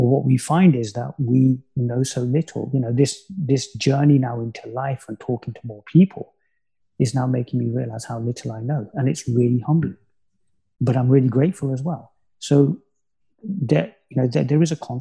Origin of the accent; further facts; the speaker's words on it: Coventry, West Midlands, United Kingdom; my hometown of Coventry